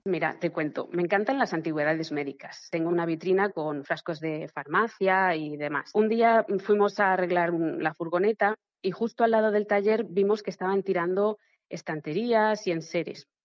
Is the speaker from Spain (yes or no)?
yes; Spain; como somos españoles